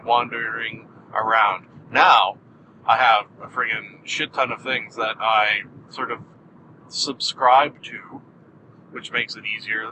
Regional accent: Canada; I am Canadian

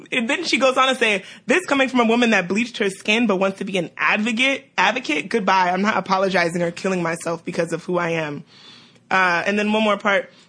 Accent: New York City, New York, United States; Shout out to New York. We're from Brooklyn.

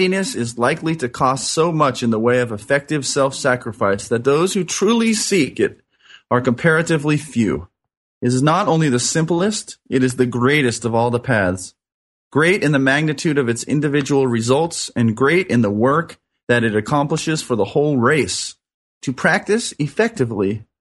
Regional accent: Orange County, California, United States; I grew up in Orange County here in California

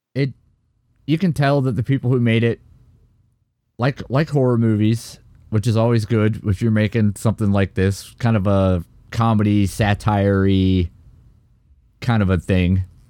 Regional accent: United States; as an American

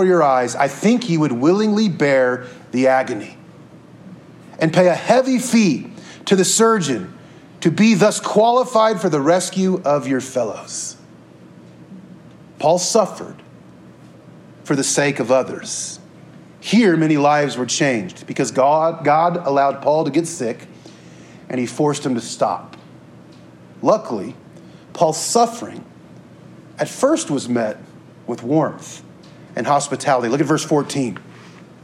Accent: Topeka, Kansas, United States; I'm from Topeka, Kansas

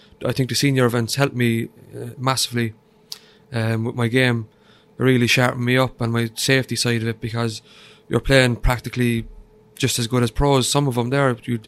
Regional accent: Cork, Munster, Ireland; Yeah, the real capital. yeah, Cork is brilliant.

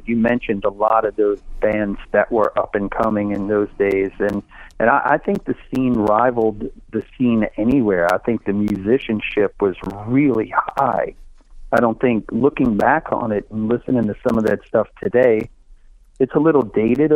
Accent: New Orleans, Louisiana, United States; I was from New Orleans East, which is on the other side of New Orleans

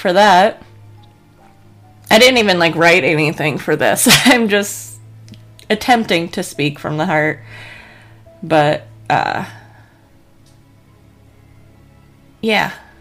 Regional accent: Colorado, United States; I grew up in Colorado. I was in school for Columbine

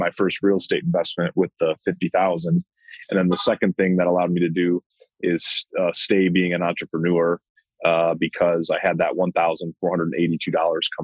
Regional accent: Ann Arbor, Michigan, United States; I live in Ann Arbor, Michigan, and I grew up in Ann Arbor

